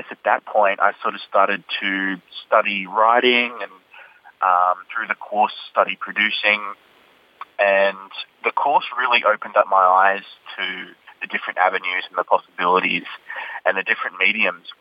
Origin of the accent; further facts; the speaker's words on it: Coffs Harbour, New South Wales, Australia; moved away as an adult; now in Sydney, Australia; I'm originally from Coffs Harbour. I grew up in Coffs Harbour. And I moved down to Sydney when I got accepted into AFTRS